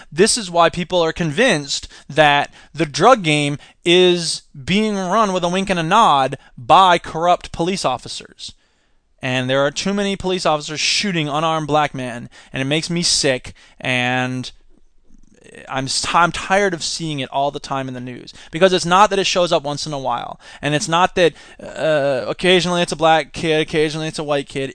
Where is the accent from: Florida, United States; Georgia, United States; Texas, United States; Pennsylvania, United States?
Florida, United States; I'm from Florida.